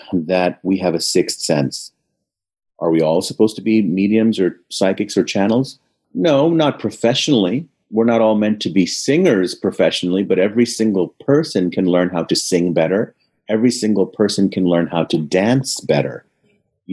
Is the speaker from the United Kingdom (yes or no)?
no; India; I'm Indian and my family's in India